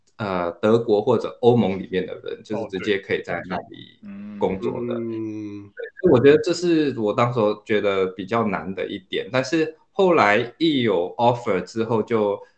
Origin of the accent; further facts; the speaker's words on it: Singapore; also born or lived in Taiwan; now in Berlin, Germany; 我其实来自新加坡，之前在台湾住了有五六年，现在人是住在德国嗯。啊，我在德国的柏林里，呃，在一间新创公司叫 Grover 里面当产品经理，呃，之前也是工程师